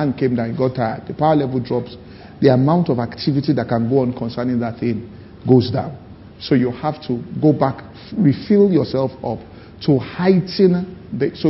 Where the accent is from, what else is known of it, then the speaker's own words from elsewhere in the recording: Ibadan, Oyo, Nigeria; when we're growing up in Ibadan, it was a simple city